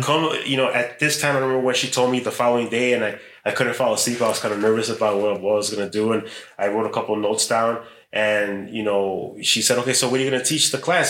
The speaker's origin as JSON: {"language": "English", "town": "Chicago", "region": "Illinois", "country": "United States", "tie": "born or raised there", "also_born_or_lived": "Mexico", "said": "I was born in Chicago, but we went to Mexico when I was a kid. Mm. I know it was second or third grade, and I came back, and I entered sixth grade here in Chicago"}